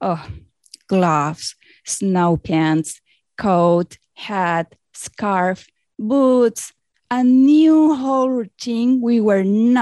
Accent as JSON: {"language": "English", "region": "Lima", "country": "Peru", "second_language": "English", "moved": "as an adult", "lives_now": "Peterborough, Canada", "said": "I am originally from Peru, South America."}